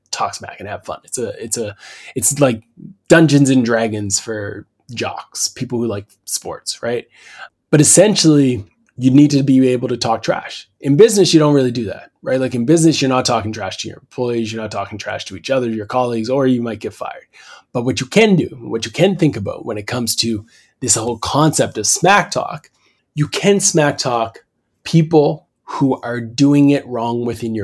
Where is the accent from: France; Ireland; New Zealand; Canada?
Canada; As a Canadian